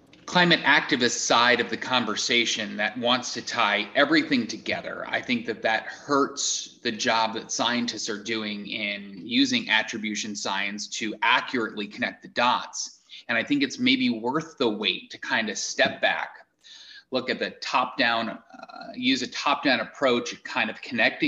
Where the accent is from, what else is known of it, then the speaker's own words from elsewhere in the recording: Eastern Long Island, New York, United States; moved away as an adult; also born or lived in Rochester / Boston, Massachusetts; now in Iowa, United States; I grew up on Eastern Long Island